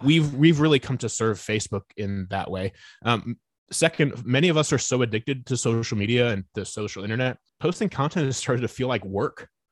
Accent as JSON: {"language": "English", "town": "Fort Wayne", "region": "Indiana", "country": "United States", "tie": "born or raised there", "moved": "yes", "lives_now": "Nashville, United States", "said": "I grew up in Northeast Indiana, uh, Fort Wayne, second largest city up in Indiana"}